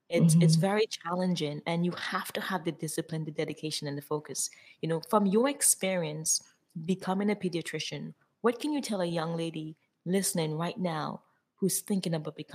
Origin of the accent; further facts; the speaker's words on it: Dominica; now in United States; growing up in Dominica